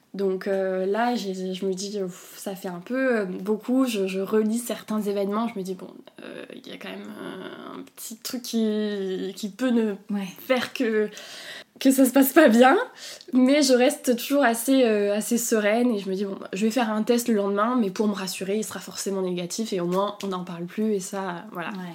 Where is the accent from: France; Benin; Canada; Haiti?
France; south of France; now in Paris, France; moi je suis originaire du sud de la France, donc mes parents et tout étaient, étaient, chez moi dans le sud